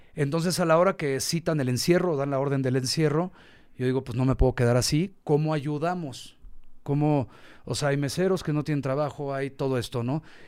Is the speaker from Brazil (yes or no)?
no; Mexico; also born or lived in Tulum; nosotros somos mexicanos